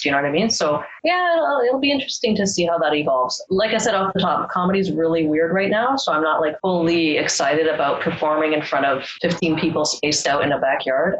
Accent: Canada; I grew up in Canada.

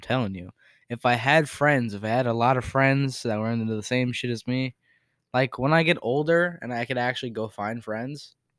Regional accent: Connecticut, United States; moved away; I'm from Connecticut

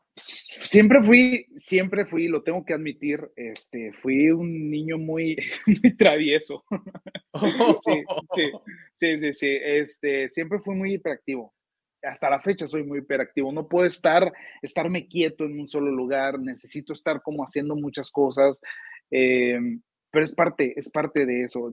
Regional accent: Hermosillo, Sonora, Mexico; Hermosillo, Sonora, de donde soy originario

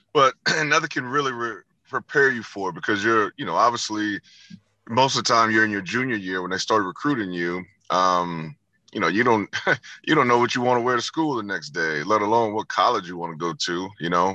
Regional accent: Houston, Texas, United States; now in Las Vegas, United States; I grew up in Houston, Texas

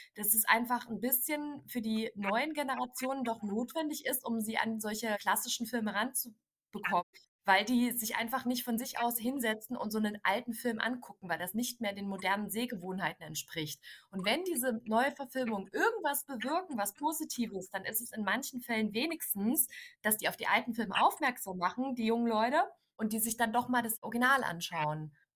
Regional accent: Dresden, Saxony, Germany; ich komme ja gebürtig aus Dresden

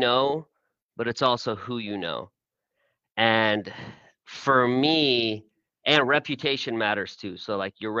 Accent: Houston, Texas, United States; moved away as an adult; also born or lived in Austin; I was born and raised in Houston. My family came from Iran. I was first generation American

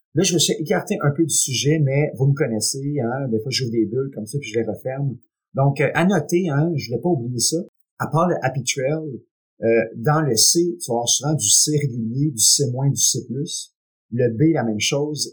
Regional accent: Quebec, Canada; Je suis Québécois, je suis né ici et très fier de l'être.

